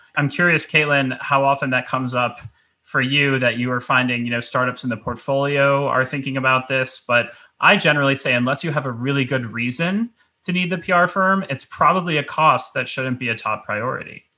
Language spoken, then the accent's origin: English; New York City, New York, United States; as a New Yorker